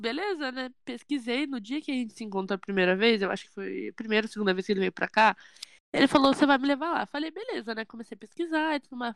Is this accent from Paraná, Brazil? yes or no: yes; Curitiba, Paraná, Brazil; eu sou curitibana